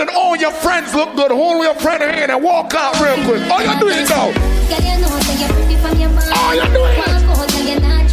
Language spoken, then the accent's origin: English; Jamaica; accent: Jamaican; now in Miami, United States; If you didn't catch my accent, I'm a Jamaican